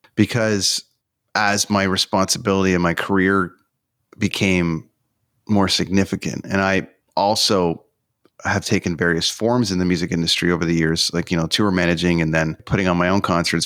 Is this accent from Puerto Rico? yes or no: no; Canada; I'm from Canada